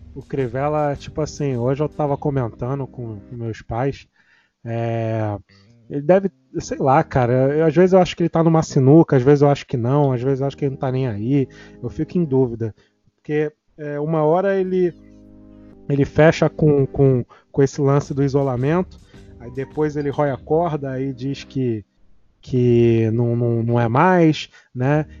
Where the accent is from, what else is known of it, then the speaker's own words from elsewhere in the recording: Rio de Janeiro, Brazil; aqui na minha área, aqui, eu sou de Jardim América